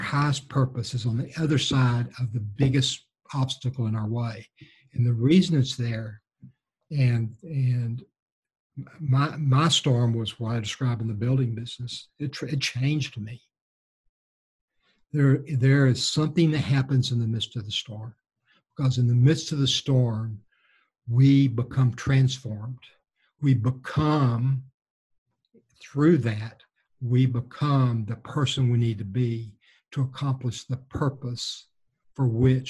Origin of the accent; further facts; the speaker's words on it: Gulf Coast, United States; I was raised on the Gulf Coast. We know all about hurricanes, right?